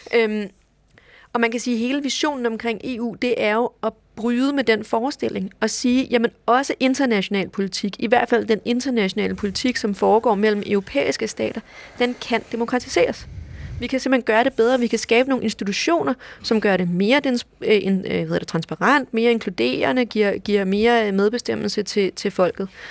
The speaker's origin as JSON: {"language": "Danish", "country": "Denmark", "said": "vi er både europæere, og vi er danskere"}